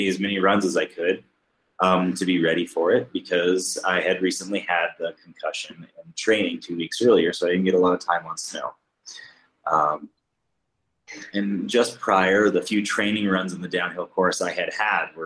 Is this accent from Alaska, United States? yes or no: yes; Alaska, United States; I'm from the United States